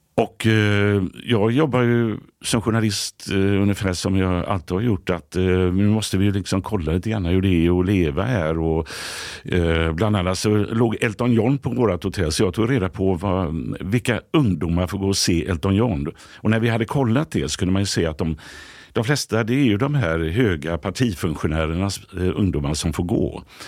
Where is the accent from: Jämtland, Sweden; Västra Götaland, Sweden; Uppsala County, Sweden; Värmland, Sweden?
Västra Götaland, Sweden; Gothenburg; moved away as an adult; now in Stockholm, Sweden; Hisingen där jag kommer från i Göteborg